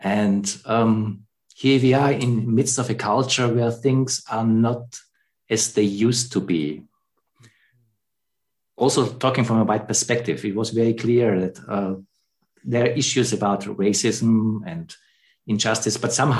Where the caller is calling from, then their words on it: Germany; I'm calling here from Germany in the middle of the white continent, Europe.